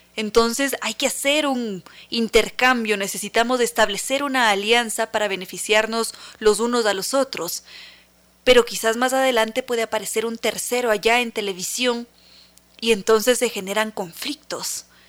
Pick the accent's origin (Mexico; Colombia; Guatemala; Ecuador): Ecuador; somos ecuatorianos